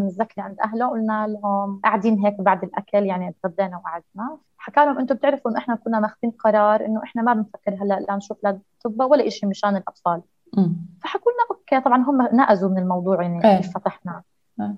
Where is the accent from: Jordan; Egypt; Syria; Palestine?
Jordan; عندنا في الأردن